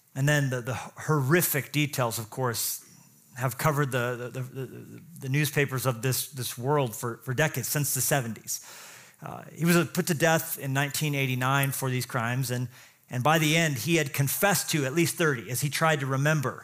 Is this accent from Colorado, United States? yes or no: yes; Colorado, United States; I grew up in Colorado too